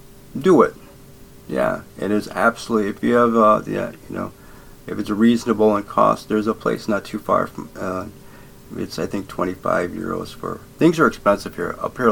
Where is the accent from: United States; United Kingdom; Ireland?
Ireland; Oh, I can make something up. I'm Irish. That's what we do.